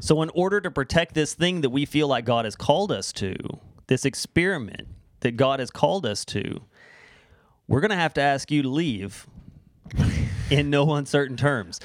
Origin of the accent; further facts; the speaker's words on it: Florida, United States; now in Canada; Everyone in Florida, where I'm from, there's a Mexican restaurant in every corner